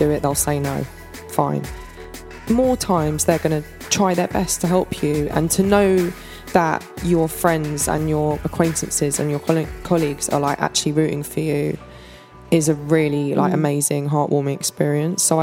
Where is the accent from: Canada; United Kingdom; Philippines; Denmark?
United Kingdom; London; moved away as an adult; now in Los Angeles, United States; I moved to LA when I was 24 and have sort of always just been quite nomadic by nature, even though I grew up in London